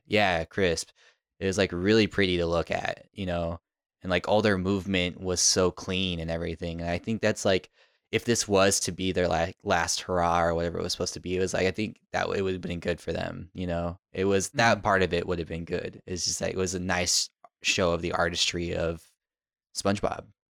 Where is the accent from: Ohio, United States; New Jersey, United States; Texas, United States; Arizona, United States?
Arizona, United States; Tucson; now in New York, United States; growing up in Tucson